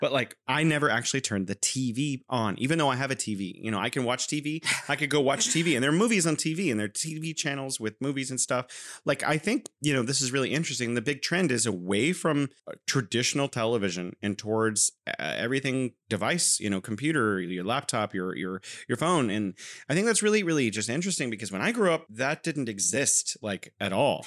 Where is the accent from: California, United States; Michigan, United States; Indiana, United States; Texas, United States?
California, United States; now in Wuhan, China